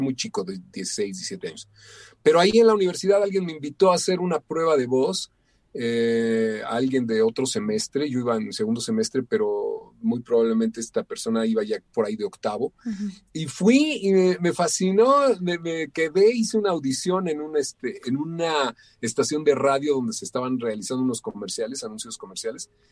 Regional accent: Mexico; soy eh, un, mexicano

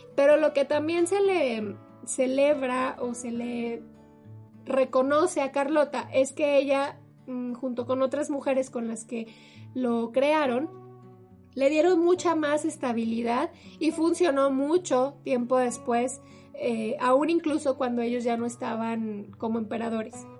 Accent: Mexico; como mexicanos luego se nos olvida

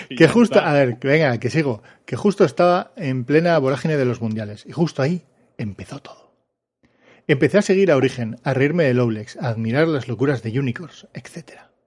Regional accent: Mexico; Pues hola … soy de México.

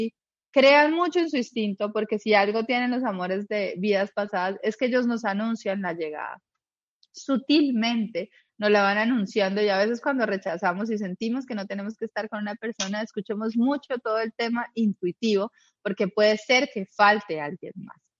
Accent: Colombia; now in Uruguay; yo soy de Colombia, en este momento estoy en Uruguay

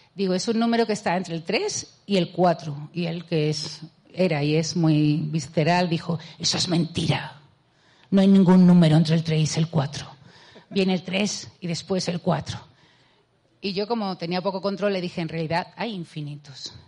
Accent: a town in Seville province, Andalusia, Spain; accent: Andalusian; yo eh, nací en Sevilla, en, he vivido siempre en un pueblo de Sevilla.

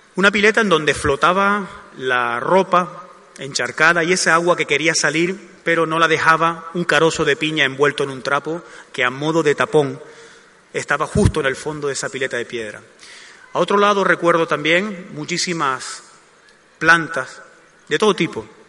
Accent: Gáldar, Canary Islands, Spain; also born or lived in Arucas; Aunque yo procedo de Arucas, es Galdar la que atesora la mayor parte de los recuerdos más entrañables que tengo de esa época

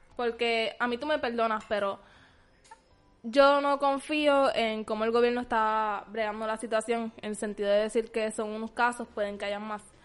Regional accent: Puerto Rico; somos los puertorriqueños bien amorosos, bien pegajosos

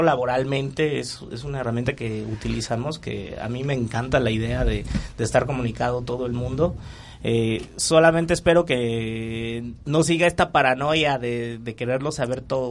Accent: Michoacán, Mexico; somos de Michoacán. Eh, allá pues nos conocimos como a los 15 años

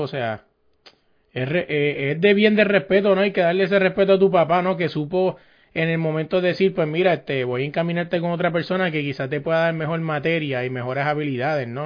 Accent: Puerto Rico; yo soy de Puerto Rico

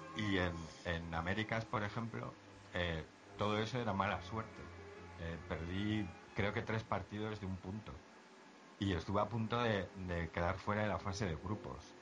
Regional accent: Zaragoza, Aragon, Spain; yo soy de Zaragoza

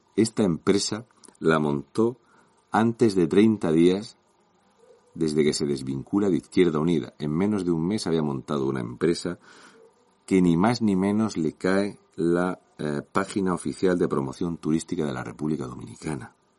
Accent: Region of Murcia, Spain; un murciano encabronado

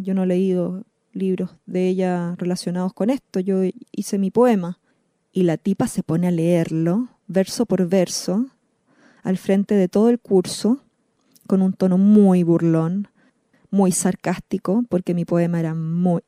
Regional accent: Santiago, Santiago Metropolitan Region, Chile; moved away as an adult; now in Buenos Aires, Argentina; yo soy chilena, vivo vivía en Santiago, eh, ahora vivo en Buenos Aires

